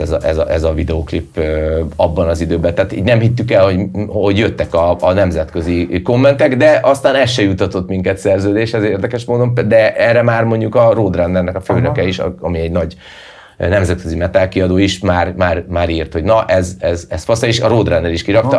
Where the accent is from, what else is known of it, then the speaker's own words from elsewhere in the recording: Hungary; also born or lived in Budapest; én magyar vagyok